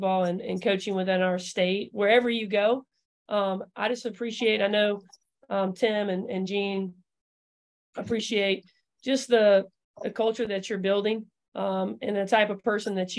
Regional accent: Georgia, United States; I grew up in Georgia. Moved here when I was 5, right?

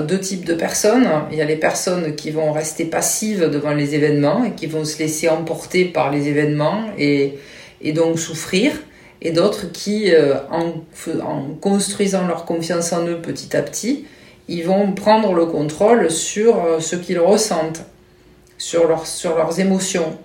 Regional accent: Toulouse, Occitania, France; also born or lived in Mérignac / Marmande; je suis de Toulouse.

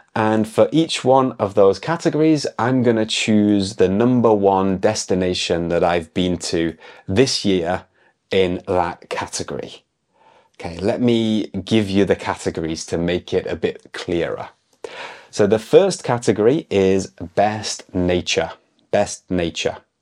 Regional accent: United Kingdom; moved away; I'm an English teacher from the UK

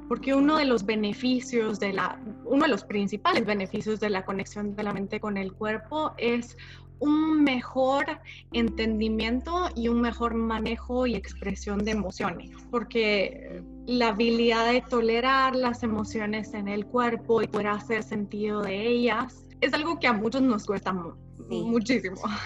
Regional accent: Guatemala; moved away as an adult; also born or lived in Mexico; now in Connecticut, United States; Soy de Guatemala, luego viví en México

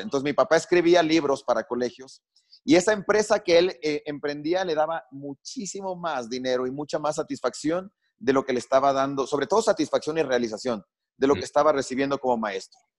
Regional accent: Quito, Pichincha, Ecuador; crecí en Quito

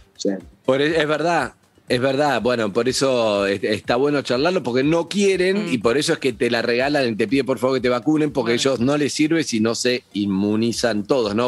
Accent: Argentina; como argentino

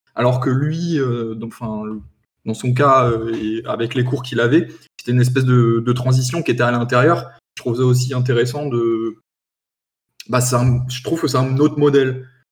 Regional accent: France

